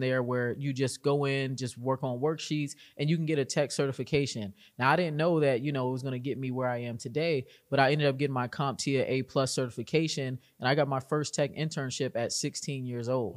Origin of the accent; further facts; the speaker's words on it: Arlington, Virginia, United States; I'm from Arlington, Virginia, and I got into GovTech at a very young age